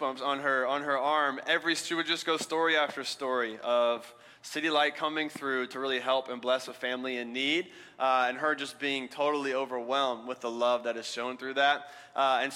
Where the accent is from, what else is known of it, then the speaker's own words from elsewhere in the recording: Alabama, United States; moved away; I'm from Alabama